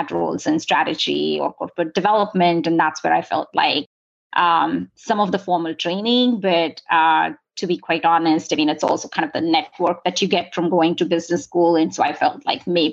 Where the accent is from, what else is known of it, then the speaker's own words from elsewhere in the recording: India; moved away as an adult; now in San Diego, United States; I grew up in India. I came here for college and have been here since then